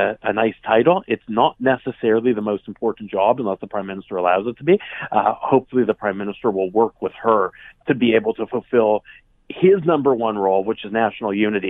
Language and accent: English; Western Canada, Canada; in my hometown would still be quite hated, frankly, because of his treatment of our province.